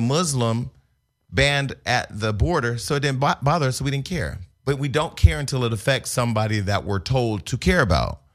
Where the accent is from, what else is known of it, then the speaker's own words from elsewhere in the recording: Stockton, California, United States; moved away; I was from Stockton